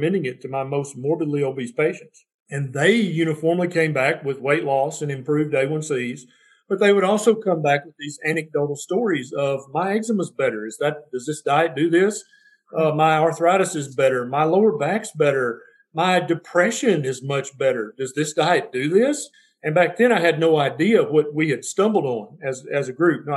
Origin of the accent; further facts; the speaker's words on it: Tennessee, United States; I'm from Tennessee